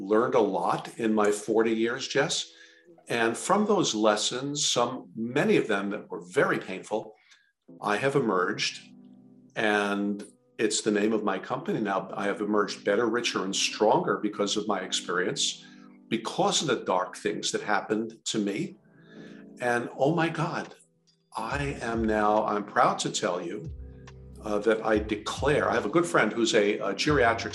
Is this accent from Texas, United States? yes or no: no; New York City, New York, United States; also born or lived in Richmond, Virginia; now in Jersey Shore, United States; I am originally from Queens, New York